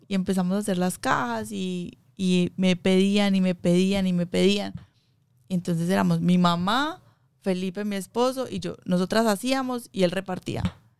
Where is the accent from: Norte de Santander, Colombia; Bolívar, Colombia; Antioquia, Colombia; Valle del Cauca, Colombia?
Antioquia, Colombia; Medellín; moved away; yo soy de Colombia, de Medellín